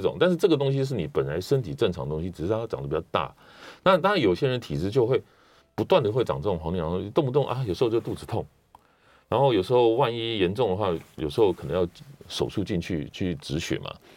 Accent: Taiwan; 因为我们台湾人饮食越来越西化嘛

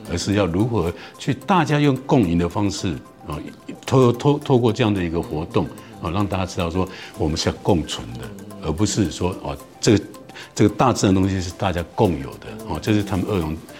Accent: Taiwan; 我们台湾人这种春耕秋收嘛

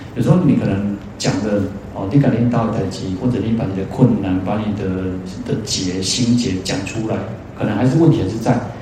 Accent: Taiwan; 我们台湾人

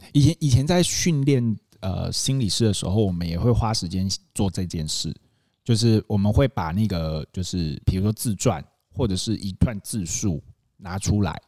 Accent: Taitung, Taitung County, Taiwan; 我们家，我们小时候都在台东长大这样子

